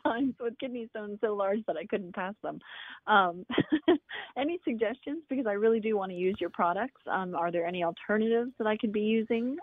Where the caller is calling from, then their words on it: Lake Worth, Florida, United States; I'm calling from Lake Worth, Florida